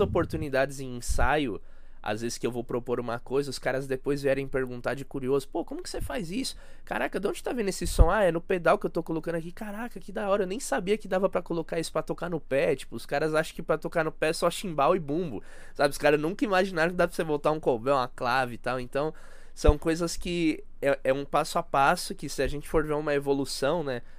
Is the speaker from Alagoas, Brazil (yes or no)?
no; São Paulo, Brazil; como paulista, São Paulo